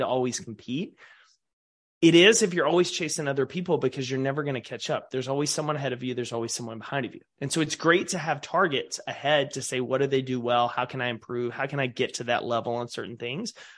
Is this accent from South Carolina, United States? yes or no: no; East Texas, United States; growing up in East Texas